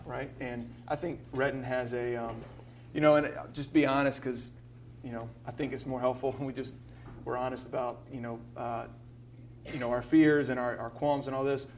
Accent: Birmingham, Alabama, United States; I'm from Birmingham

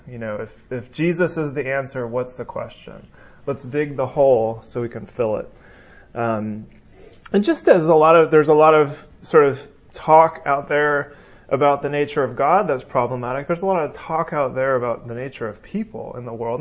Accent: California, United States; moved away; I'm from California, um, so I say you guys. Um, I'm learning the y'all though

